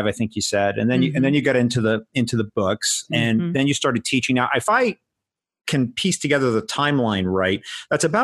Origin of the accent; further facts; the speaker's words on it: New York, United States; I was of an age where I grew up in New York and I watched TOS